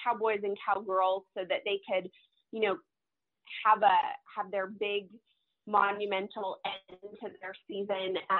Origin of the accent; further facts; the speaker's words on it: Calgary, Alberta, Canada; moved away as an adult; now in Texas, United States; I was originally born and raised in Calgary, Alberta, Canada